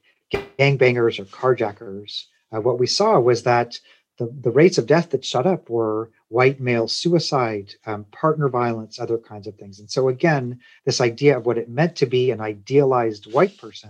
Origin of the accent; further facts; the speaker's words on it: Kansas City, Missouri, United States; now in Tennessee, United States; I grew up in Kansas City, Missouri